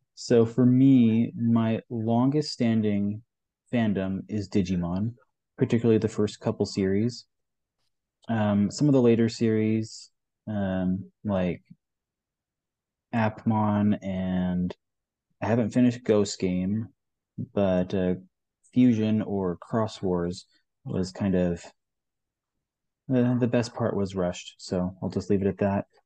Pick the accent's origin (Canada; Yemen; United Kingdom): Canada; Western Canada; moved away as an adult; also born or lived in Utah; now in Texas, United States; I grew up in Western Canada, rural town